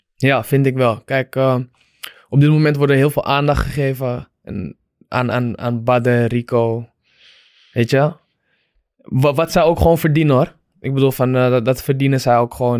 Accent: Amsterdam, North Holland, Netherlands; ik eh, in Amsterdam ben opgegroeid

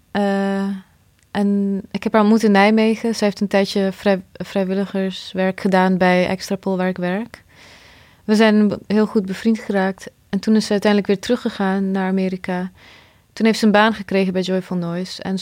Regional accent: Bosnia & Herzegovina; now in Netherlands; als ik bedenk dat ik ook uit Bosnië kom en dat als alles anders was gegaan, dan woonde ik daar nog steeds.

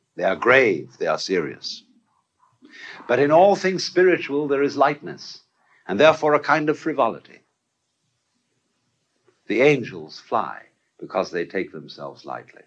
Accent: Canterbury, South East England, United Kingdom; When I was a boy, I was brought up in the Church of England. I went to school at King's School, Canterbury

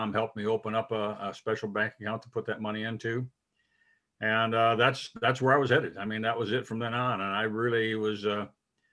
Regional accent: Crown Point, Indiana, United States; I grew up in Northwest Indiana, my hometown. I call Crown Point

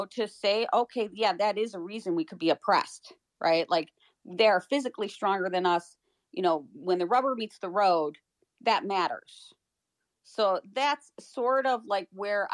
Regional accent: Chicago, Illinois, United States; I grew up in Chicago, so it wasn't like I was in, an area where I could be protected

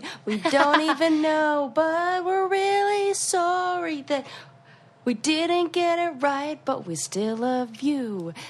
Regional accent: California, United States; I'm from California, so we do everything, like, a little weird like that.

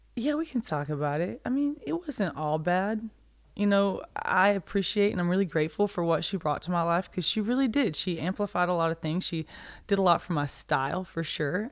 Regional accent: a small town outside Birmingham, Alabama, United States; A tiny little town outside of Birmingham in Alabama

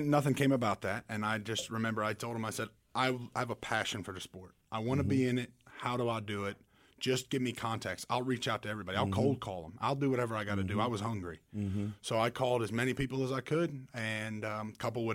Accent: Pfafftown, North Carolina, United States; also born or lived in Muncie, Indiana; I am from Pofftown, North Carolina, Tobaccoville, Pofftown, same area, northwest of Winston. I went to Reagan High School

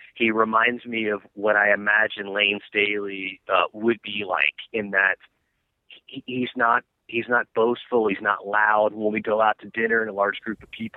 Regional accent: Atlanta, Georgia, United States; I'm from Atlanta, Georgia

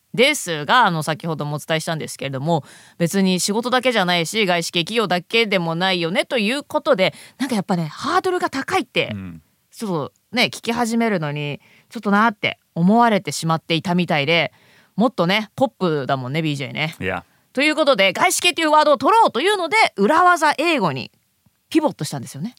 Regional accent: Japan; also born or lived in abroad (unspecified, early childhood); 日本のね公立の学校に行ってで英語の勉強を再開したのはもう中学校1年生

